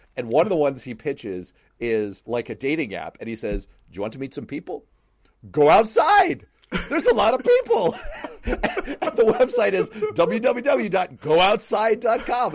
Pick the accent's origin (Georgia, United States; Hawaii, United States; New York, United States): New York, United States; New York City; I grew up in Manhattan.